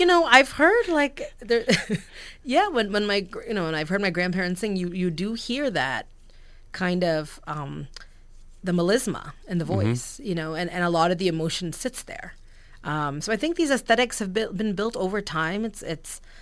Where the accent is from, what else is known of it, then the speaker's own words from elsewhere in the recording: United States; I grew up in America. I'm a diaspora kid